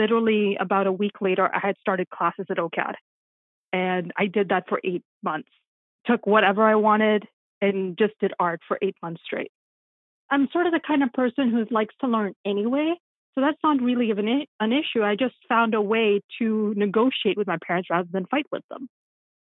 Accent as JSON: {"language": "English", "region": "Nairobi", "country": "Kenya", "tie": "born or raised there", "moved": "yes", "said": "when I was in school in Nairobi, which is my hometown, Nairobi, Kenya is where I'm from"}